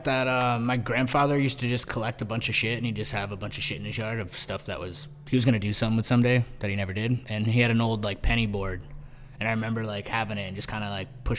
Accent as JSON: {"language": "English", "town": "Chatham", "region": "Massachusetts", "country": "United States", "tie": "born or raised there", "moved": "yes", "lives_now": "New York, United States", "said": "Cape Cod's like, I grew up in Chatham. It's like, most of Cape Cod, it's like a fishing area. It's like a peninsula on the northeast coast that sticks out below Canada and Maine and all that stuff. And yeah, it's just like fishing."}